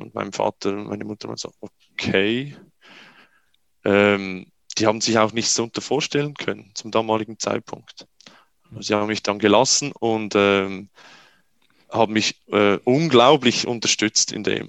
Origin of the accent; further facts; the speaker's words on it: Switzerland; bei uns in der Schweiz